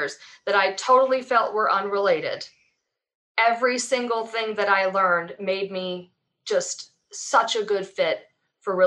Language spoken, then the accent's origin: English; Atlanta, Georgia, United States; I'm from Atlanta, I've lived here, you know, since I was 1 year old